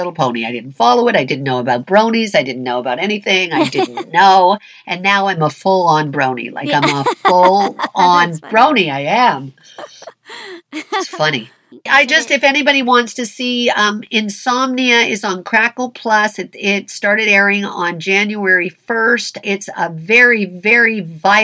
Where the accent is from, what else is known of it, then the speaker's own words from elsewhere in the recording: Toronto, Ontario, Canada; I'm from Toronto